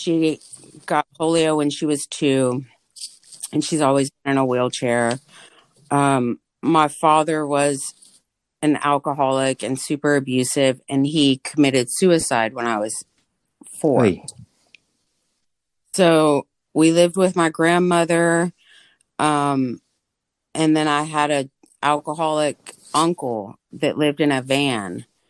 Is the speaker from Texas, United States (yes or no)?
yes; Austin, Texas, United States; also born or lived in Los Angeles / Northern Virginia; I was born in East LA, but my family on both sides is from Texas, and we moved back. We moved to back to Texas when I was two, and then we had to kind of flee, and we lived in Northern Virginia from the age of 8 to about 15.